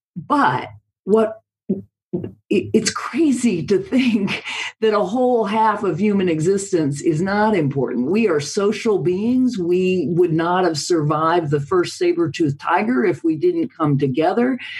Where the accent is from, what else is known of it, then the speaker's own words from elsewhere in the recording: United States; as an American